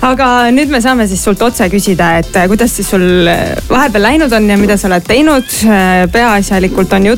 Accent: Estonia; tere, mina olen äh, Eestist, ma laulan

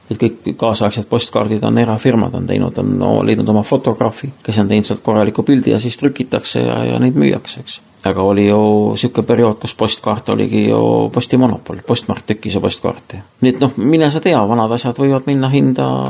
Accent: Estonia; ma olen kogemata Eestist

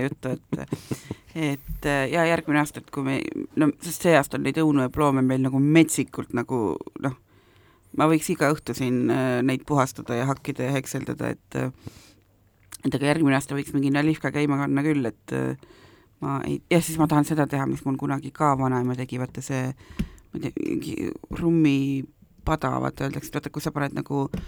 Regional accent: South Estonia, Estonia; moved away; ma olen ju lõunast pärit

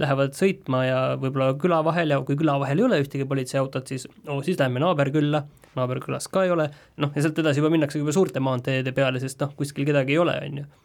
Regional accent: Estonia; mina olen pärit väiksest kohast

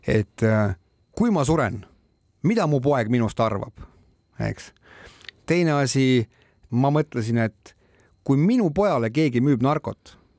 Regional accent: Estonia; mina olen eestlane

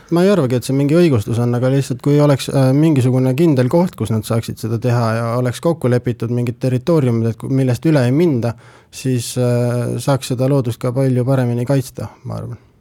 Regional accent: Pärnu, Pärnu County, Estonia; now in Tartu, Estonia; ma ise olen Pärnust pärit

